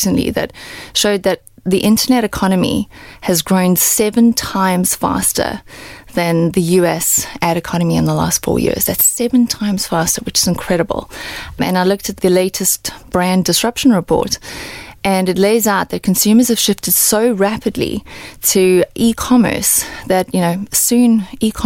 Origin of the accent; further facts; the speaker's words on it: South Africa; moved away; I'm South African and I grew up in South Africa